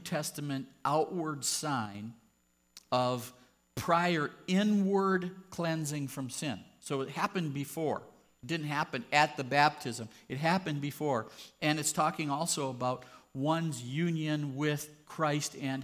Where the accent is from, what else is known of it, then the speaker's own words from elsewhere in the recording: United States; We grew up here in the United States, and there's altar calls